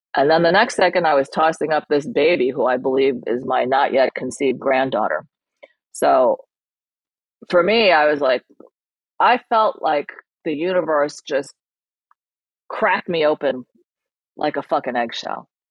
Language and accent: English; New York, United States; English is a second language; landed in New York and had me and my brother.